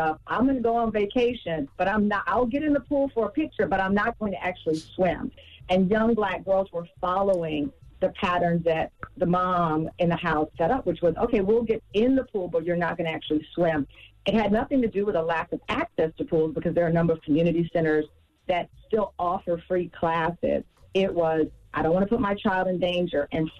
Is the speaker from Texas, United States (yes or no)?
yes; Texas, United States; I grew up in Texas. I could be outside riding my bike, hanging out with my cousins.